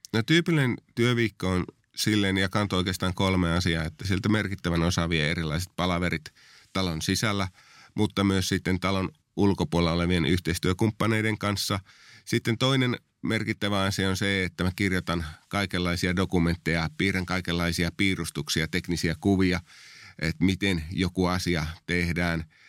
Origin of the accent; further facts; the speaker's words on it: Oulu, North Ostrobothnia, Finland; moved away as an adult; also born or lived in southern Finland; mä oon lähtöisin tuolta vähän pohjoisempaa Oulusta, josta on päätynyt sitten vuosien varrella tänne etelään sitten työn perässä